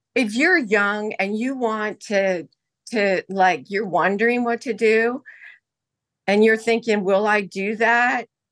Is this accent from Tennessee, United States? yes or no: no; Hawaii, United States; moved away; also born or lived in Indonesia; I was born in Hawaii